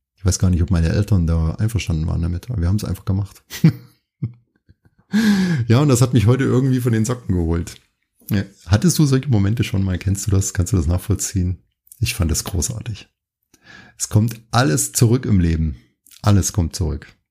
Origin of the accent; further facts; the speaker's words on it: Thuringia, Germany; ich bin ja in Thüringen aufgewachsen